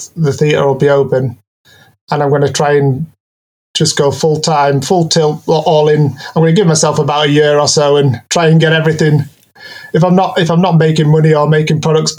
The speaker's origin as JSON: {"language": "English", "town": "Keswick", "region": "North West England", "country": "United Kingdom", "moved": "yes", "lives_now": "Newcastle, United Kingdom", "said": "I live in Newcastle. I'm originally from Cumbria, from Keswick"}